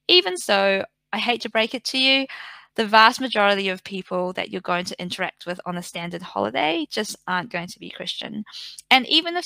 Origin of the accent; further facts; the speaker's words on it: Napier, Hawke's Bay, New Zealand; now in Melbourne, Australia; I am from New Zealand. I'm from a small regional town or city, I guess, called Napier.